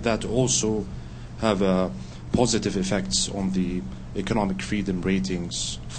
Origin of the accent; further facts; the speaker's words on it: Jordan; I'm from Jordan.